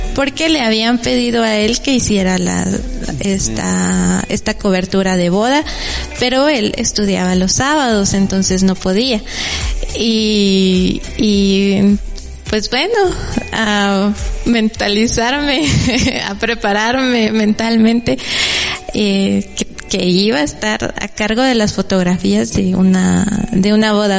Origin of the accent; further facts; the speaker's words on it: San Juan Comalapa, Chimaltenango, Guatemala; mi pueblo